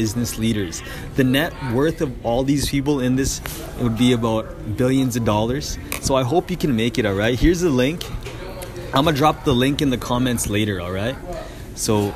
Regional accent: Canada; being a Canadian

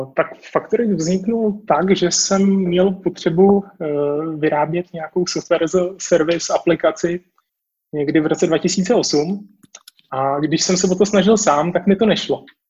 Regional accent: Prague, Czechia; já jsem z Prahy

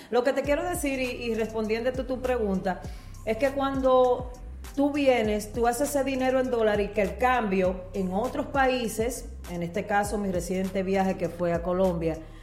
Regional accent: Dominican Republic; now in United States; venir a mi país

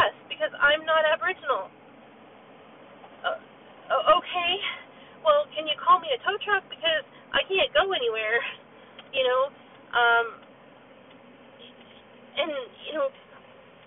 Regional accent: New Brunswick, Canada; New Brunswick, where I grew up

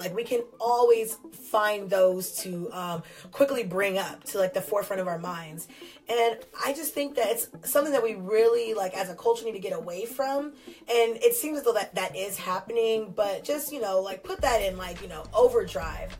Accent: Newark, California, United States; I'm from California

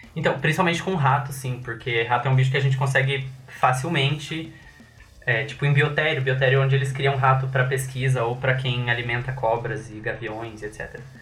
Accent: Cascavel, Paraná, Brazil; now in Curitiba, Brazil; Eu sou de Cascavel

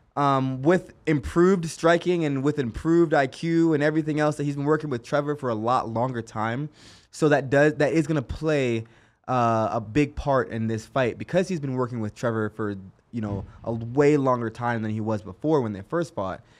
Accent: Kingston, Jamaica; now in Las Vegas, United States; I was born in Kingston, Jamaica

